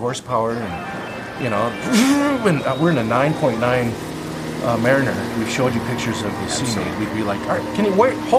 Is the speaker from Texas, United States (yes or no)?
no; Minnesota, United States; Born and raised in Minnesota